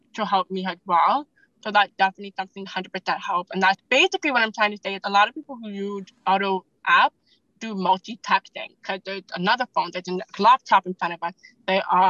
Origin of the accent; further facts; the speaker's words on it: Jamaica; I'm from the island. I'm Jamaican